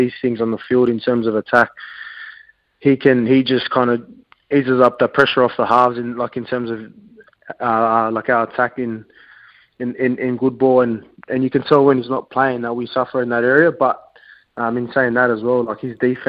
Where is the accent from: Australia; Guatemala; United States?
Australia; Sydney, New South Wales; moved away; we're from Sydney, my family